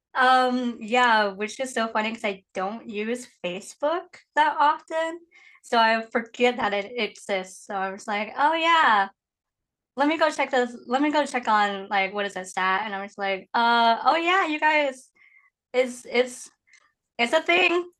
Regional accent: Indiana, United States; moved away as an adult; also born or lived in Guiyang, Guizhou, China; now in Seattle, United States; technically I grew up in Indiana

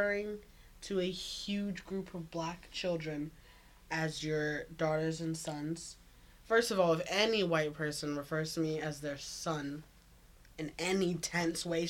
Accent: the South, United States; I'm from America. Like, I'm from the South

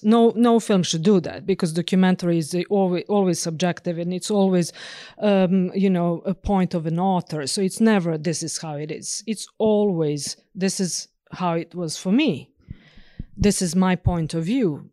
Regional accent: northern Serbia, Serbia; moved away as an adult; also born or lived in Bucharest, Romania; now in Norway; I was born and raised in Serbia, obviously. So, uh, uh, in northern part of Serbia

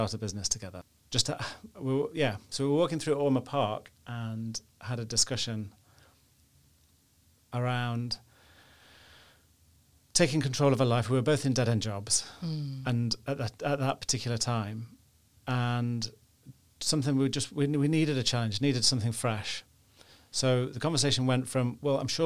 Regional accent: Nottingham, East Midlands, United Kingdom; moved away as an adult; now in Belfast, United Kingdom; I'm from the Midlands in England, from Nottingham

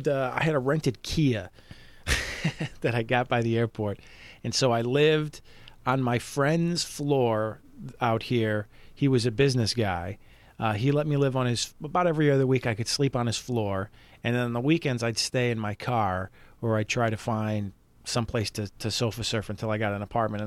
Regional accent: Chicago, Illinois, United States; moved away as an adult; now in Los Angeles, United States; I'm from Chicago. I just moved here.

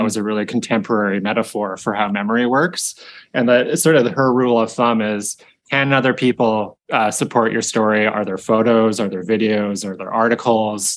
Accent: Victoria, British Columbia, Canada; I grew up in Victoria

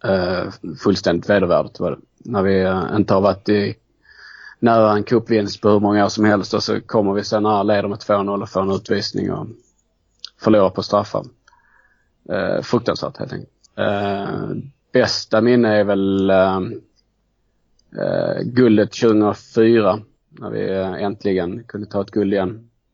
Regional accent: Skåne, Sweden; jag är ju eh, från Skåne så att det har väl varit ganska naturligt att, eh, att det blev Malmö FF. Eh, bodde ju inte jättenära Malmö i, eh, när jag växte upp

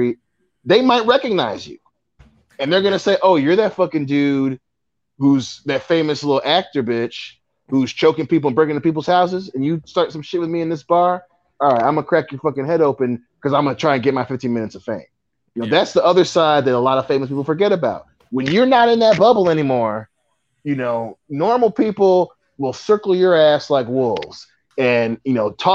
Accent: Buffalo, New York, United States; I'm from Buffalo

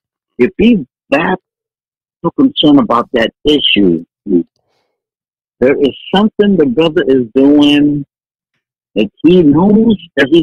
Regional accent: Philippines; come on, I'm Filipino, man, come on. I'm a hard worker

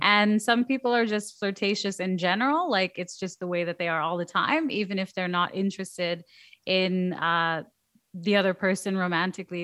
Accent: Canada; I'm Canadian

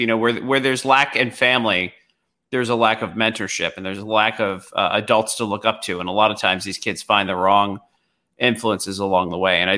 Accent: Baltimore, Maryland, United States; I grew up in Southwest Baltimore, so like we were the white family

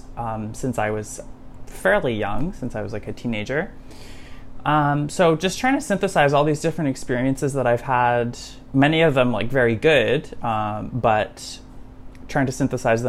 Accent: Saskatoon, Saskatchewan, Canada; moved away as an adult; also born or lived in Montreal; I grew up in Saskatoon

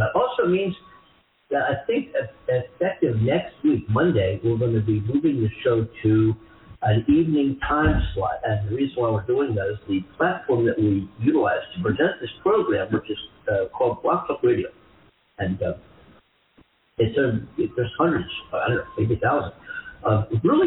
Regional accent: East Coast, United States; now in Los Angeles, United States; I'm from the East Coast

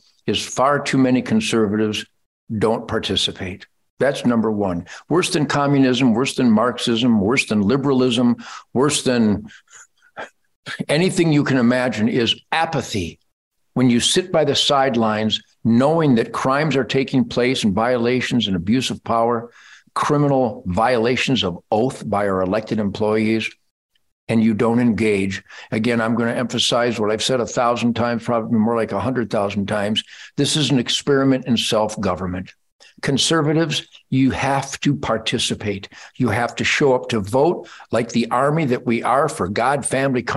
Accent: Detroit, Michigan, United States; 1948, when I was born in Detroit, it was the arsenal of democracy

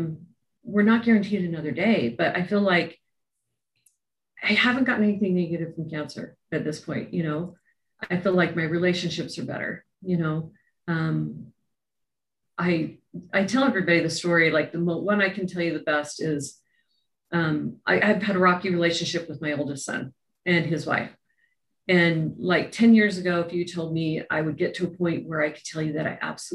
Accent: Utah, United States; I grew up in Utah

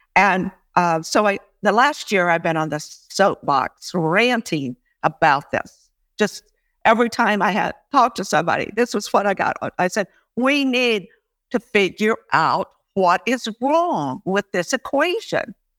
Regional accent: United States; now in Canada; although I'm an American too, I, I really do like being here in Canada

